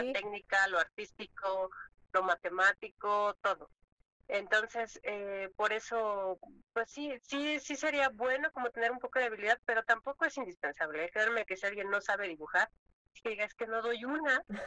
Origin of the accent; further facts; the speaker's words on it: Mexico; los mexicanos tenemos esa chispa